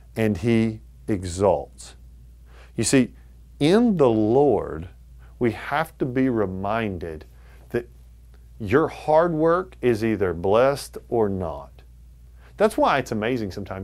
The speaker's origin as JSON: {"language": "English", "country": "United States", "said": "as an American"}